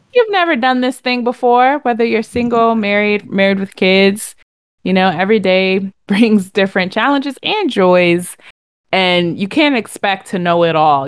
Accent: Connecticut, United States; I'm from Connecticut

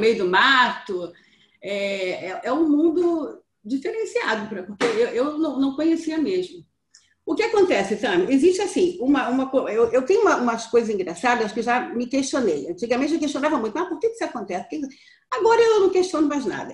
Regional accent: Brazil; eu descobri que eu não era brasileira

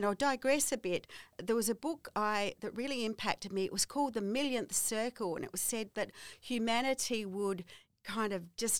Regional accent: Kangaroo Island, South Australia, Australia; I come from Kangaroo Island

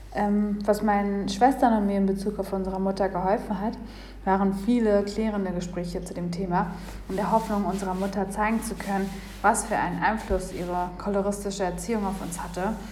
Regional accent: Kenya; now in Berlin, Germany; Ich wurde in Kenia geboren

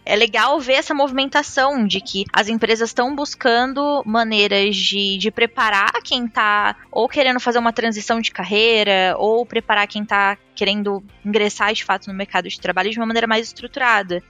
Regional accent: interior of São Paulo, Brazil; sou do interior de São Paulo

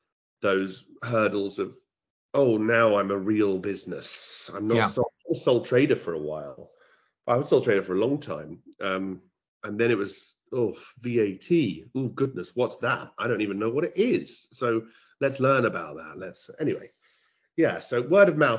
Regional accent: United Kingdom; also born or lived in London / Cambridge; I'm a Londoner and I'm a Cambridge, you know, a Cambridge boy. I've been lucky enough to live between both. School in Cambridge, boarding school for 5 years

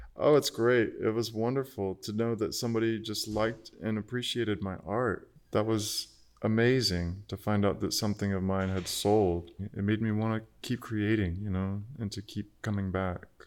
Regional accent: Archer, Florida, United States; moved away as an adult; also born or lived in Gainesville, Florida; now in Austin, United States; my sister and I joined the church choir a Methodist church in our hometown Archer, which is just about 12 miles outside of Gainesville

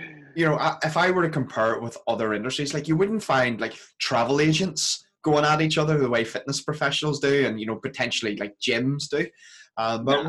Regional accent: Belfast, Northern Ireland, United Kingdom; accent: Belfast; moved away; I go home for a couple of days back to Belfast. Uh, my Belfast accent really comes out

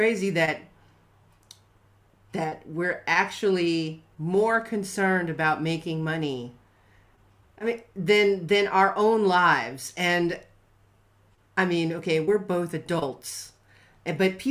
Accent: Ohio, United States; I grew up in Ohio

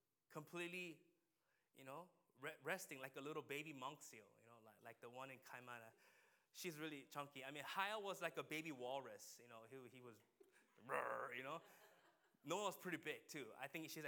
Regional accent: United States; we as a American people

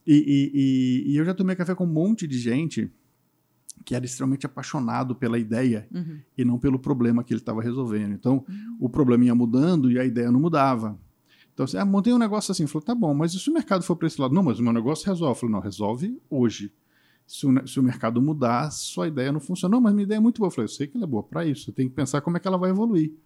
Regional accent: Espírito Santo, Brazil; o Espírito Santo, eu sou capixaba

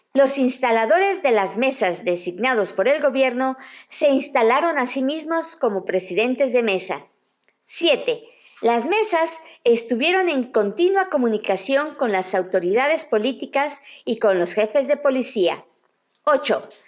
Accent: Mexico

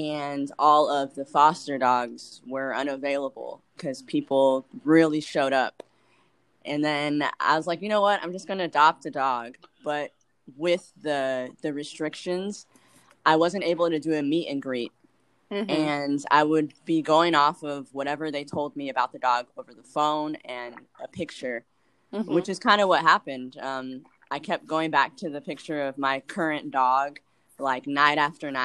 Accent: Anaheim, California, United States; also born or lived in Buena Park / Huntington Beach; now in Long Beach, United States; I was born in Anaheim

